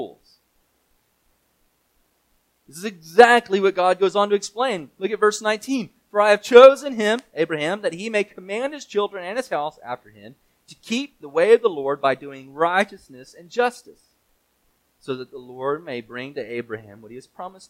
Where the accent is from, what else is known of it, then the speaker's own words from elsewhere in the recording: Mississippi, United States; I grew up playing soccer in Mississippi